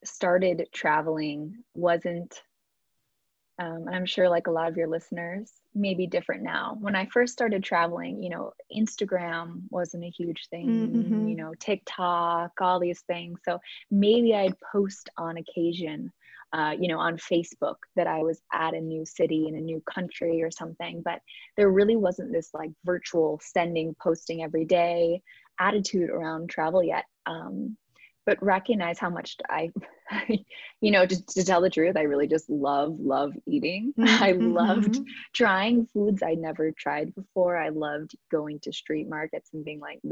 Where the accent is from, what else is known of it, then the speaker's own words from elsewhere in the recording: Chicago, Illinois, United States; moved away as an adult; also born or lived in South Carolina; I grew up in Chicago